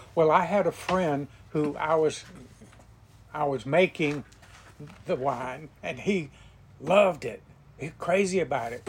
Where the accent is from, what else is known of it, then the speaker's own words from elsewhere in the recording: Williston, Florida, United States; moved away as an adult; also born or lived in Saint Petersburg, Florida; now in Brooksville, United States; I was born and raised in Williston, which is south of Gainesville